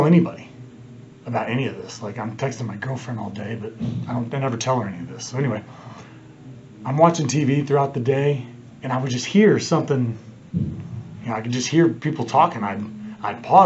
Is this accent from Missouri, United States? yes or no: yes; Kansas City, Missouri, United States; I'm from Kansas City